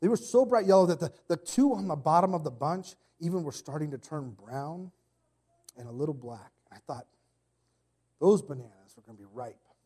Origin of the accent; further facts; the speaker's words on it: Arizona, United States; I come from Arizona